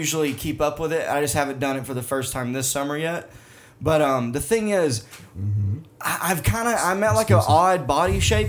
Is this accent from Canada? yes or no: no; Arkansas, United States; moved away; growing up in Arkansas, everybody had AC.